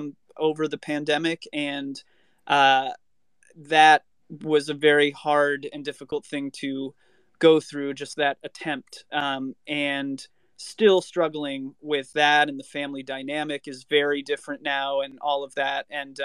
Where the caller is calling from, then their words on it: Hollywood, California, United States; I am coming from Hollywood, California, not Florida.